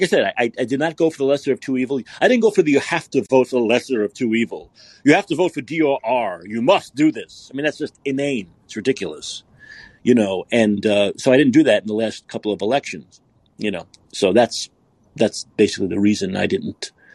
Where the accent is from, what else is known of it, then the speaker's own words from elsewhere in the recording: New York City, New York, United States; I'm from Brooklyn